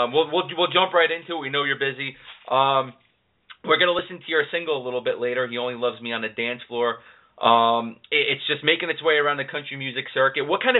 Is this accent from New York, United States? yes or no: yes; New York City, New York, United States; You know, Jeff and I, we're both city guys. He's from Philly. I'm from New York City.